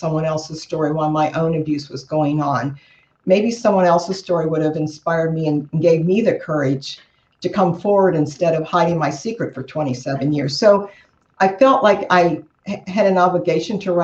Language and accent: English; Cincinnati, Ohio, United States; I'm from Cincinnati, Ohio. I'm a native of Cincinnati. Lived here all my life.